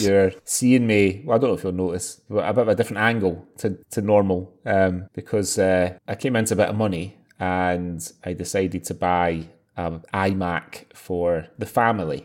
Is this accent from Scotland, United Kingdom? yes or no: yes; Scotland, United Kingdom; I'm Scottish